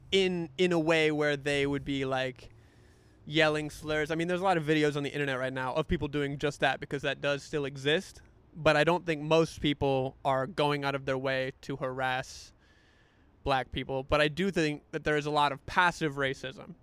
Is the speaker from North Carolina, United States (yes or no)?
yes; North Carolina, United States; moved away; North Carolina, my home state